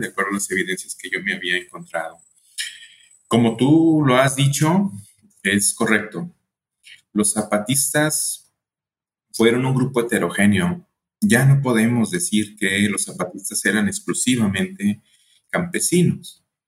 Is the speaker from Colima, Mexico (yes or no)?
yes; Colima, Mexico; also born or lived in El Paso, Texas; yo soy de México, nací en Colima, Colima, aquí muy cerquitas de Jalisco.